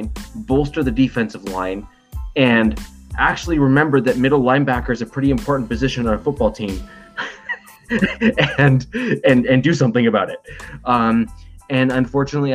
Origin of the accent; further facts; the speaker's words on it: Canada; as a Canadian